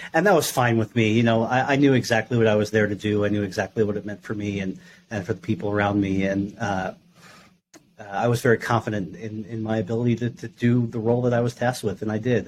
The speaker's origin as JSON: {"language": "English", "region": "New York", "country": "United States", "tie": "born or raised there", "said": "I grew up in New York"}